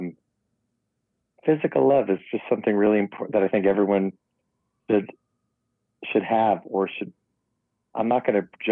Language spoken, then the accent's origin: English; New York City, New York, United States; I was born in the Tawny Riverdale section of the Bronx